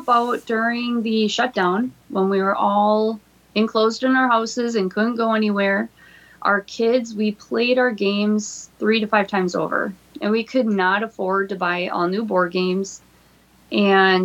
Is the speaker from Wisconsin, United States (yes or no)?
yes; Peshtigo, Wisconsin, United States; the Peshtigo Fire, my hometown